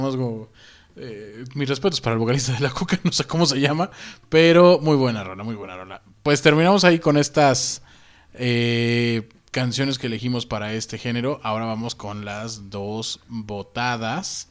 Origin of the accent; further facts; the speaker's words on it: Mexico City, Mexico; Como buen chilango